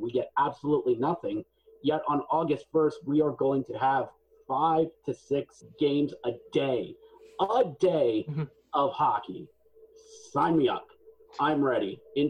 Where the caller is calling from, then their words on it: Mechanicsburg, Pennsylvania, United States; I'm in Mechanicsburg, Pennsylvania, which is a distant suburb of Harrisburg, Pennsylvania.